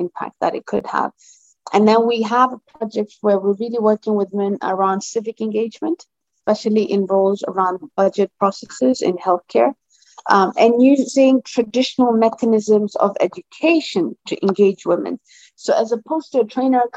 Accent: Lamu, Lamu County, Kenya; I come from Lamu

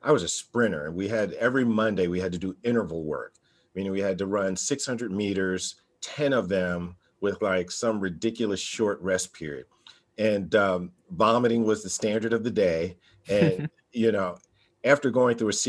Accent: New Jersey, United States; now in Nashville, United States; I was born and raised in New Jersey, public high school product

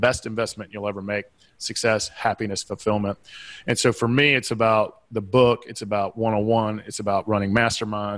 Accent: Southeastern United States, United States; accent: Southeastern; my Southeastern accent

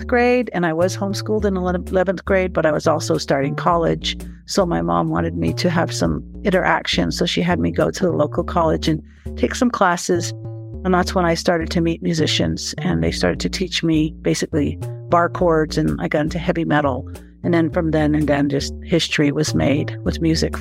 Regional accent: Shiprock, New Mexico, United States; also born or lived in Big Mountain, Arizona / Black Mountain, Arizona; My traditional people that I was born and bred and raised and influenced by come from Big Mountain and Black Mountain on the Navajo Nation. I was born in Shiprock

